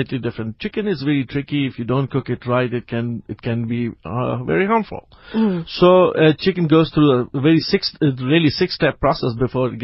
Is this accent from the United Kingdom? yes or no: no; Pakistan; also born or lived in United States; now in South Africa; I grew up in Pakistan